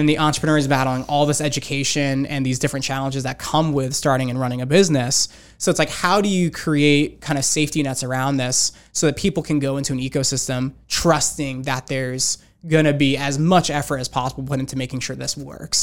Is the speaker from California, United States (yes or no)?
no; Rocky Hill, Connecticut, United States; I grew up in, uh, Connecticut. Grew up in a town called Rocky Hill